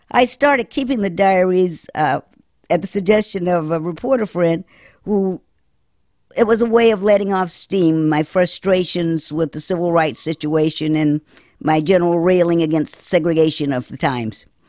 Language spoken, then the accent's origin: English; Winston-Salem, North Carolina, United States; also born or lived in Chapel Hill, North Carolina / Los Angeles, California; when I returned to my hometown, um, I was back on the paper from whence I started